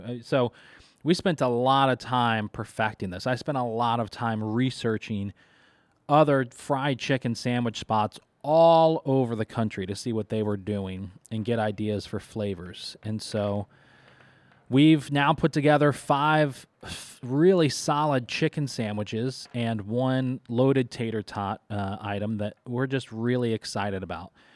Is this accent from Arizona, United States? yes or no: no; Kentucky, United States; now in Syracuse, United States; I, I grew up in Kentucky, uh, for most of my life